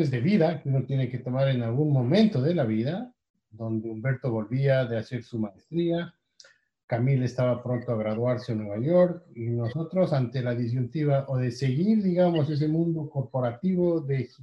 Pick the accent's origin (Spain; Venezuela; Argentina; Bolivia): Bolivia; moved away as an adult; Nosotros somos originalmente de Bolivia, somos bolivianos y veníamos de haber vivido ya años antes en otros países, en América Latina